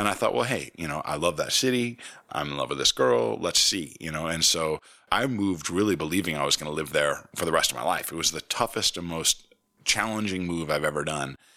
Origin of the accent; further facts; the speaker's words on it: Potsdam, New York, United States; growing up in Potsdam, When I was little